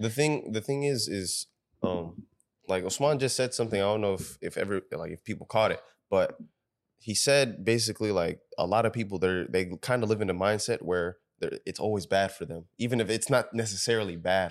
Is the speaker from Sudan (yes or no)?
yes; Sudan; we're from Sudan